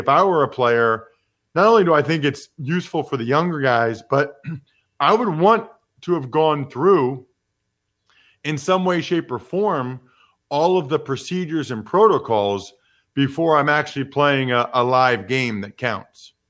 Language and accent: English; United States; being an American